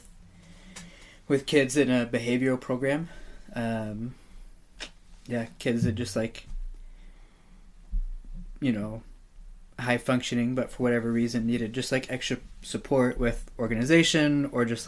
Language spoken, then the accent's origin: English; Amarillo, Texas, United States; moved away as an adult; also born or lived in Houston, Texas / Nebraska / California; now in Oregon, United States; Grew up in Amarillo, graduated high school there